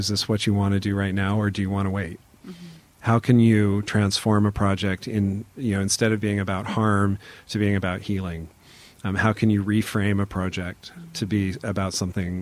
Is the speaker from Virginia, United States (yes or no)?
no; Auburn, Washington, United States; my hometown, which is called Auburn. It's near Seattle